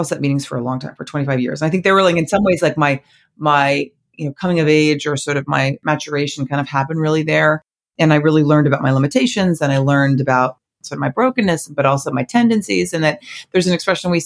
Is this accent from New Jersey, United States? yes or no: yes; New Jersey, United States; I grew up right outside New Jersey